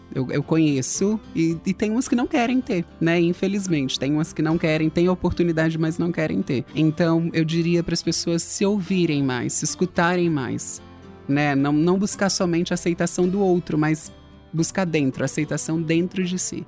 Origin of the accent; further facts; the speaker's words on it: São Paulo, Brazil; also born or lived in Natal, Rio Grande do Norte, Brazil; Quando eu tinha 7, 8 anos, eu tive um problema de saúde e vim para São Paulo